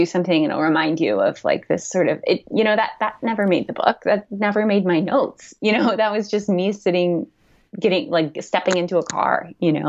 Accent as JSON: {"language": "English", "region": "Missouri", "country": "United States", "tie": "born or raised there", "said": "the land that I had grown up on, which is west"}